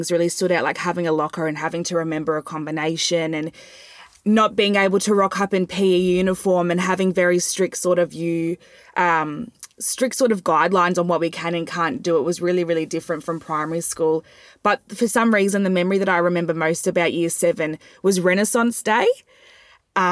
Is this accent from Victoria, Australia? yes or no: yes; Ringwood East, Victoria, Australia; I was born and raised in Heathmont, or Ringwood East rather